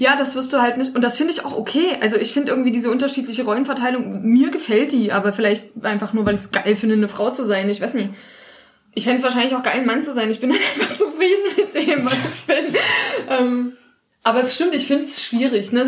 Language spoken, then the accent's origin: German; East Germany, Germany; ich komme halt aus dem Osten, bei uns sind alle Mütter arbeiten gegangen. Wir waren alle in der Kita